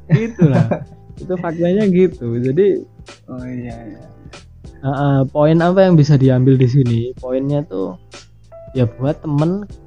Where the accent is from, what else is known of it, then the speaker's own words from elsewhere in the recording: Riau, Indonesia; misalnya kita dari kecil kita hidup di Riau misalnya kayak aku di sana pasti aku punya trauma-trauma kecil